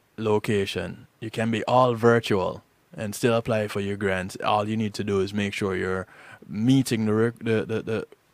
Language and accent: English; Jamaica; I'm Jamaican.